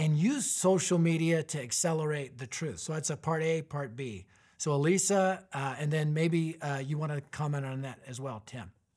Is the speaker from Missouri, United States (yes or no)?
no; Arvada, Colorado, United States; my hometown, Arvada, Colorado